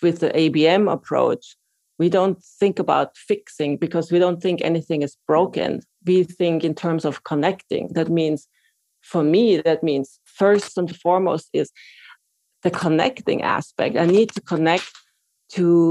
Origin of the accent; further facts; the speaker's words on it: Austria; moved away as an adult; now in New York, United States; I am from Austria originally, and I trained to be an occupational therapist there and moved to New York in 99.